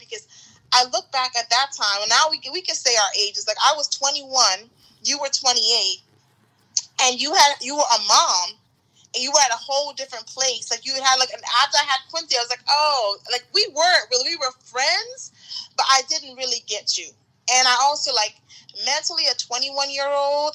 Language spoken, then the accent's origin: English; Bahamas; moved away as an adult; I'm from the Bahamas. And I was here on a student visa.